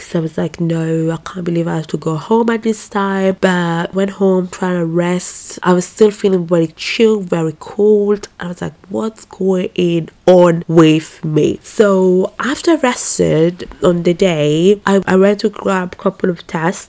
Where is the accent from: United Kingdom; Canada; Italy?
Italy; I was just born here